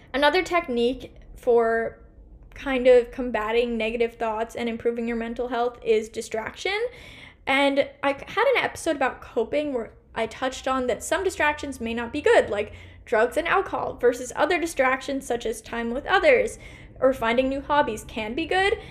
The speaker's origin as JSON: {"language": "English", "town": "Portland", "region": "Oregon", "country": "United States", "tie": "born or raised there", "also_born_or_lived": "New York", "said": "here in my hometown Portland, Oregon"}